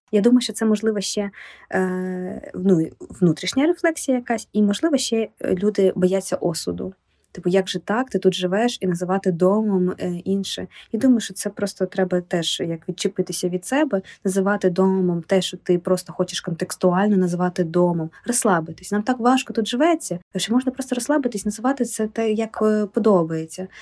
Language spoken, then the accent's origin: Ukrainian; Ukraine; moved away as an adult; also born or lived in Kyiv, Ukraine; now in Warsaw, Poland; я з України